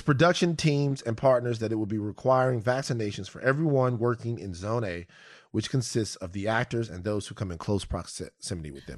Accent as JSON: {"language": "English", "town": "Baton Rouge", "region": "Louisiana", "country": "United States", "said": "I come from South Baton Rouge, right? I come from a specific place, a particular place, with a particular group of people"}